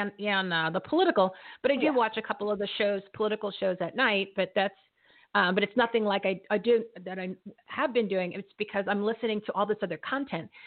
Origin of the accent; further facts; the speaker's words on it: New Jersey, United States; I'm from New Jersey